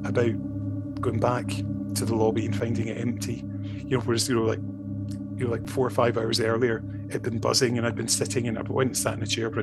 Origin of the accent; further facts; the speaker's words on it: Scotland, United Kingdom; sort of being friendly Scottish person